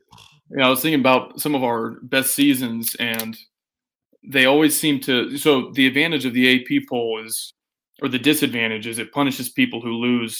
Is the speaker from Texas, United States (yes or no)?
yes; Austin, Texas, United States; now in Lubbock, United States; I was born and raised in the People's Republic of Austin, which is about 300 miles from Lubbock, and it's even further culturally. And graduated from Texas Tech, decided to stay put.